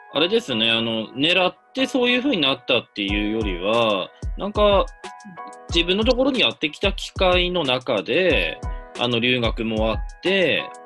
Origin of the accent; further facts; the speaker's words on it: Hirosaki, Aomori, Japan; moved away; 僕の場合は青森県の弘前市出身と本州の最北端の出身なんですけどね